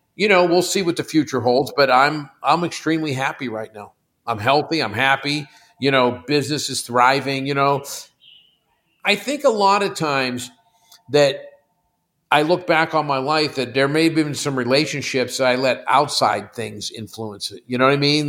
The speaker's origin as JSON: {"language": "English", "town": "Pittsburgh", "region": "Pennsylvania", "country": "United States", "moved": "yes", "said": "First thirty years of my life, I'm from Pittsburgh."}